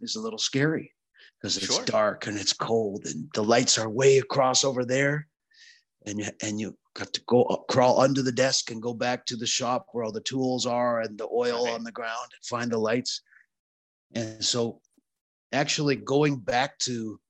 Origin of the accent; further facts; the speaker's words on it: Saskatchewan, Canada; I grew up in Saskatchewan, which is on the Canadian prairies